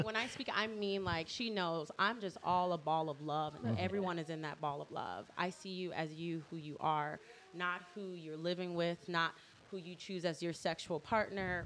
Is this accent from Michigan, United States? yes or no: yes; Detroit, Michigan, United States; also born or lived in Orlando, Florida / California / Austin, Texas; now in Seattle, United States; So I was born and raised in Detroit, and then I moved to Orlando, and then I lived in Austin, Texas, or I lived in California for about 8 years, and then moved to Austin, Texas, and moved here.